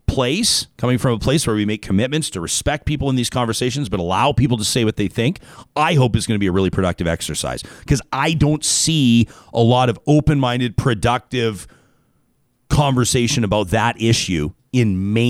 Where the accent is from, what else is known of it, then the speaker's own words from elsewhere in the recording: Canada; To have that as a Canadian is pretty special and pretty sweet.